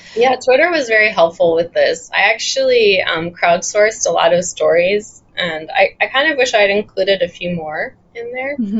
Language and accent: English; Chicago, Illinois, United States; moved away as an adult; also born or lived in Montreal, Canada / Hong Kong; now in Taiwan; I'm from Chicago.